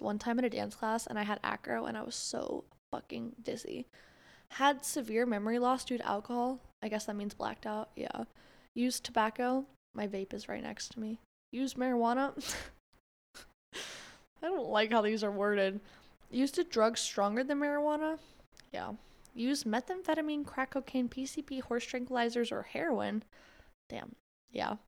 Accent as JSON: {"language": "English", "region": "Florida", "country": "United States", "said": "I'm from Florida"}